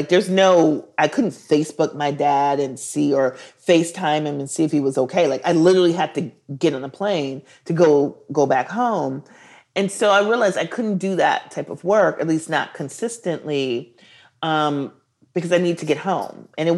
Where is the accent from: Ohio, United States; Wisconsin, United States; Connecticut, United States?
Wisconsin, United States; Milwaukee; I'm from the Midwest. Yeah. My dad was a brewery worker at Schlitz Brewery, which is like, you know, very hipster right now. Like, everybody's into Schlitz. and so he was a brewery worker and the brewery shut down, devastated the city of Milwaukee.